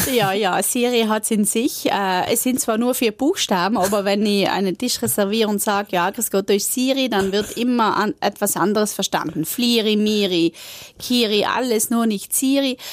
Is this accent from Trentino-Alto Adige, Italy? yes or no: yes; South Tyrol, Trentino-Alto Adige, Italy; wir in Südtirol